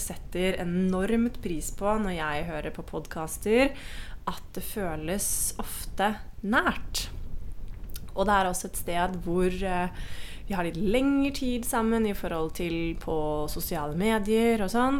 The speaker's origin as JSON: {"language": "Norwegian", "country": "Norway", "moved": "as an adult", "lives_now": "Costa Rica", "said": "venner og familie hjemme i Norge"}